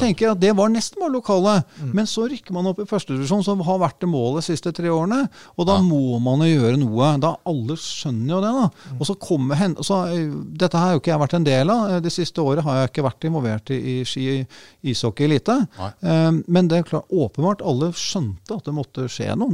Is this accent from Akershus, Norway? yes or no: yes; Sofiemyr, Akershus, Norway; jeg er født og oppvokst på Sofiumer, rett ved Sofiumerhallen.